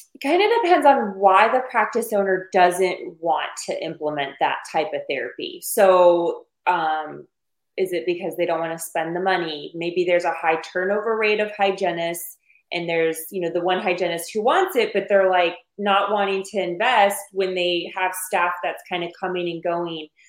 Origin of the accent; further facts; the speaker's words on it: Arizona, United States; I'm from Arizona. I was born and raised on Mexican food